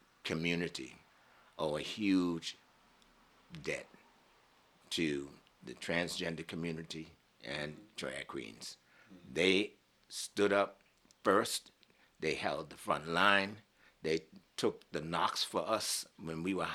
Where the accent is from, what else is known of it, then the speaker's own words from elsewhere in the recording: Boston, Massachusetts, United States; Growing up in Boston